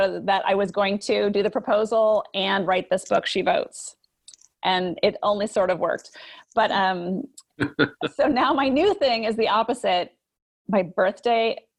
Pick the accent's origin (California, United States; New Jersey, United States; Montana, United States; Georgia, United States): Montana, United States; Great Falls; moved away; also born or lived in San Francisco Bay Area; I grew up in Great Falls.